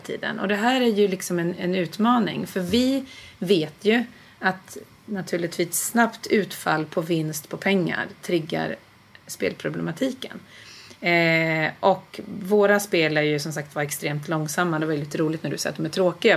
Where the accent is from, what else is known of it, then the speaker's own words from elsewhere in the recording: Nyköping, Södermanland, Sweden; moved away; jag kommer från Nyköping från början, okay. eh, Sörmland